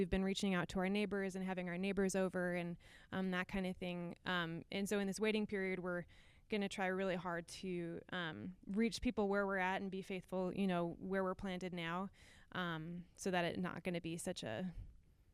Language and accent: English; Minnesota, United States; I grew up in Minnesota